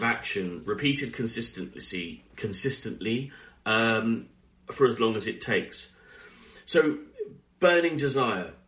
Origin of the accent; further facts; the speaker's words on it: United Kingdom; we're British